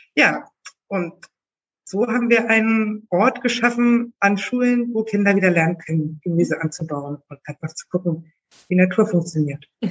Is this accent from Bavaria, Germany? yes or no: no; Berlin, Germany; Ich bin in Berlin geboren